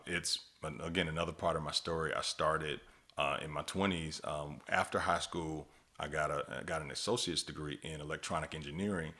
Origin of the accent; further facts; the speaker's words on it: Miami, Florida, United States; we boys from, from, from Miami, Florida